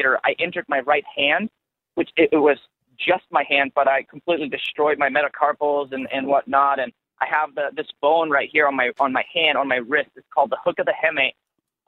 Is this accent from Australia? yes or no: no; Germany; moved away as an adult; now in United States; I'm originally from Germany